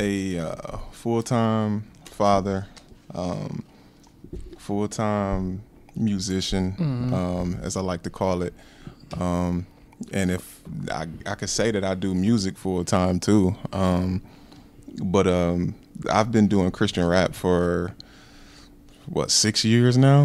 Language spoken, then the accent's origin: English; Milan, Tennessee, United States; moved away as an adult; now in Wisconsin, United States; I was born here